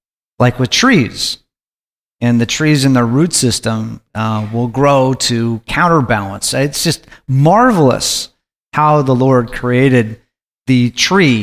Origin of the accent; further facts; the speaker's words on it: Alaska, United States; I grew up in Alaska